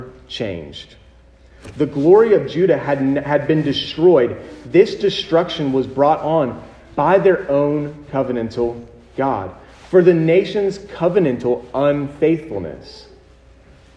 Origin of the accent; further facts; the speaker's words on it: United States; us as American citizens in the 21st century